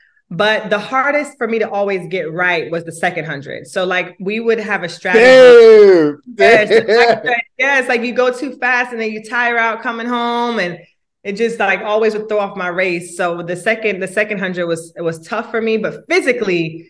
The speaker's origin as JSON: {"language": "English", "country": "Jamaica", "tie": "born or raised there", "moved": "yes", "lives_now": "United States", "said": "I was born in Jamaica"}